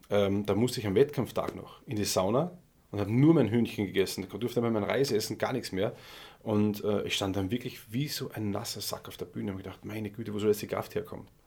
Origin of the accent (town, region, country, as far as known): Austria; also born or lived in Germany